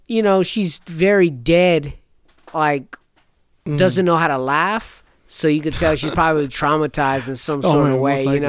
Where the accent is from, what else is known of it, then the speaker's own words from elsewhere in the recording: California, United States; when we say we're from California, they automatically think we're either from LA or San Francisco, and they think we're just hella close, but no, it's very far away.